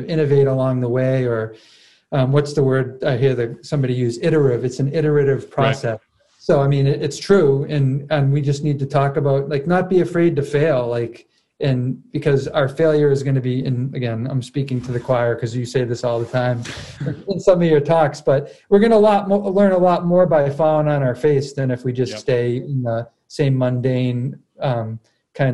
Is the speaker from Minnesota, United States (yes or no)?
no; Massachusetts, United States; Like I grew up in Boston sports. I was fortunate. Like my family had Patriots tickets when I was growing up.